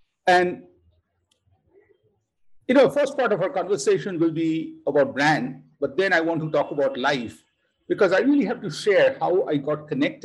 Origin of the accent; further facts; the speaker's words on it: Kolkata, West Bengal, India; moved away; This is my first audio recording I'm doing from Kolkata, the city where I was born, in Kolkata, India.